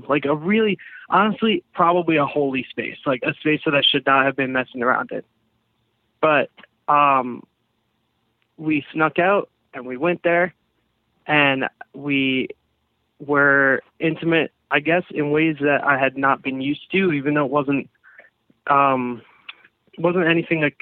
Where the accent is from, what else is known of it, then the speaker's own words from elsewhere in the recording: Long Island, New York, United States; I'm from Long Island.